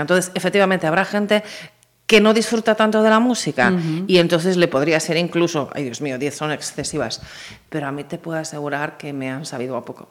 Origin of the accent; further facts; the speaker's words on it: Pontevedra, Galicia, Spain; also born or lived in A Coruña; mi infancia fue entera en Pontevedra, mis veranos de juventud fueron en La Coruña, que es mi segunda ciudad